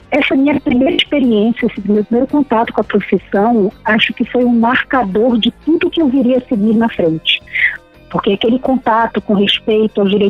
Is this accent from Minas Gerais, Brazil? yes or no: no; Pará, Brazil; Eu sou paraense, né?